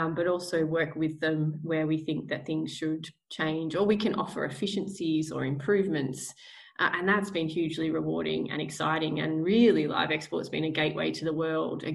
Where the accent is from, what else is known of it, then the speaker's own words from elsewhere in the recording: Australia; also born or lived in Victoria / New South Wales; growing up in country Victoria and New South Wales